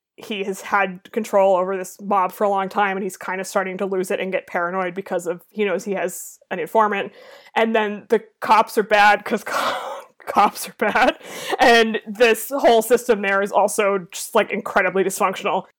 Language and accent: English; Boston, Massachusetts, United States; I am from the Boston area